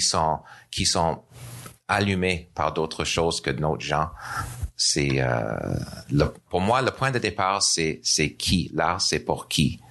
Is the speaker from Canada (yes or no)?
yes; Nova Scotia, Canada; French is a second language; moved away as an adult; now in Montreal, Canada; je suis d'originaire de Nouvelle-Écosse